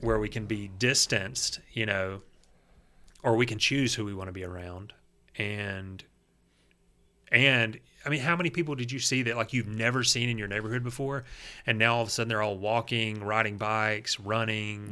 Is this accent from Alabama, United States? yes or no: yes; Gardendale, Alabama, United States; I grew up in Gardendale.